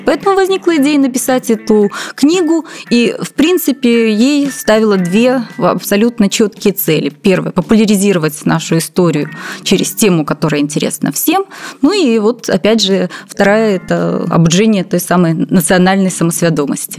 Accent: Belarus

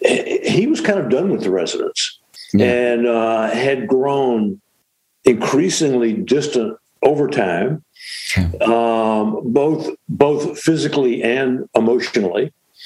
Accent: Shreveport, Louisiana, United States; I'm from Shreveport, yeah.

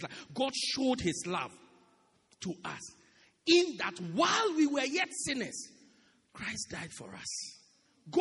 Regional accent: South Africa; moved away

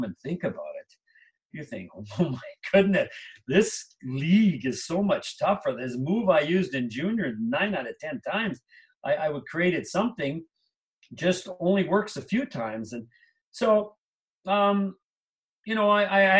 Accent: Canada; moved away as an adult; also born or lived in New Jersey; now in Minnesota, United States; I grew up in Canada.

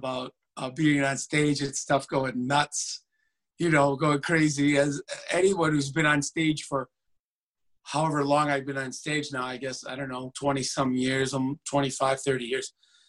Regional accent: Michigan, United States; I don't know if it was because I was from Michigan and they have this Ohio State-Michigan rivalry.

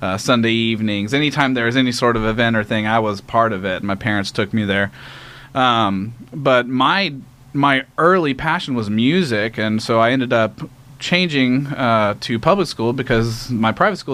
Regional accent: Conroe, Texas, United States; I grew up in Conroe, Texas, so just a little bit north of Houston

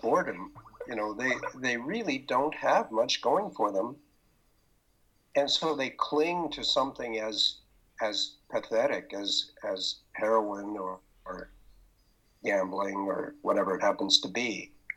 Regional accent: Pender Island, British Columbia, Canada; I am from Pender Island, British Columbia, and in Canada

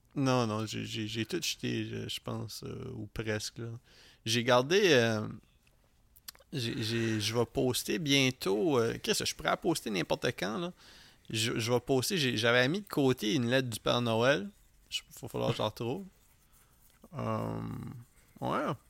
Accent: Edmundston, New Brunswick, Canada; moved away; d'où moi et Philippe on vient

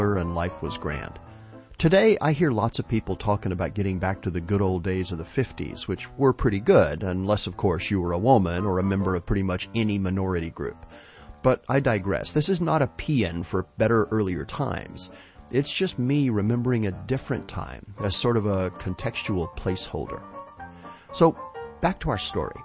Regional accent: West Texas, United States; When I was a kid growing up in West Texas

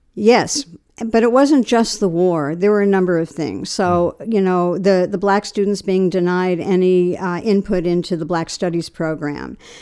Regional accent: Long Island, New York, United States; moved away as an adult; also born or lived in Kent, Ohio; I had come from New York. I grew up in Long Island, and I was pretty sheltered

